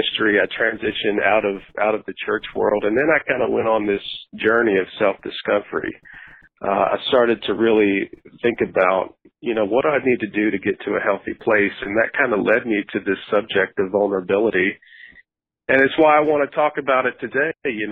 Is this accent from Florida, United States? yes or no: no; Nashville, Tennessee, United States; Growing up in Nashville, I went to a church for about 7 years